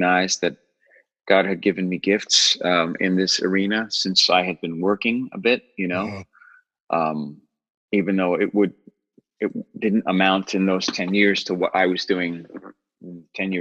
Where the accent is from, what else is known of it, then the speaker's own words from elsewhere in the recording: New York City, New York, United States; also born or lived in Long Island; I was raised in New York City, and then we moved to the suburbs